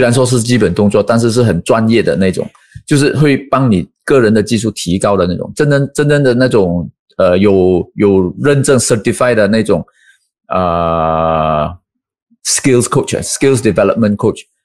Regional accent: Malaysia; 我们马来西亚这边

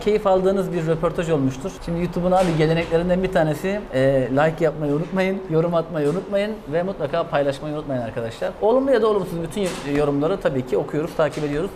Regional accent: Black Sea Region, Turkey; Karadeniz ben de Karadeniz

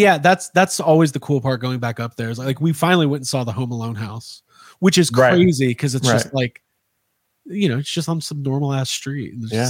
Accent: Highland Park, Illinois, United States; I am from Highland Park, Illinois

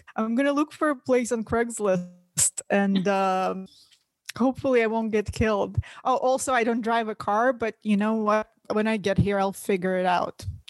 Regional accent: Russia; English is a second language; now in United States

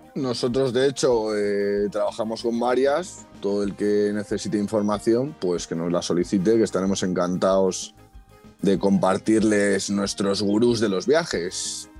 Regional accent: Madrid, Community of Madrid, Spain; yo justo soy de Madrid

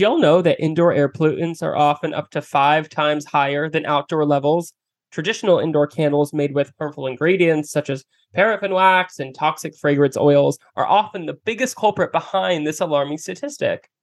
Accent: Philadelphia, Pennsylvania, United States; I'm from Philly

